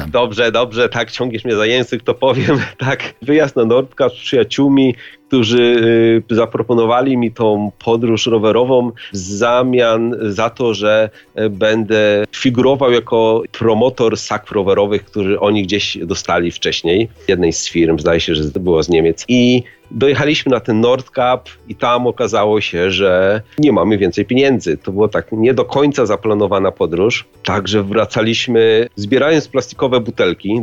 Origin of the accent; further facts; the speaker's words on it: Wałbrzych, Lower Silesian Voivodeship, Poland; moved away as an adult; now in Dunfermline, United Kingdom; Pochodzę z Wałbrzycha, a obecnie mieszkam e, w Szkocji, w niewielkim miasteczku Dunfermline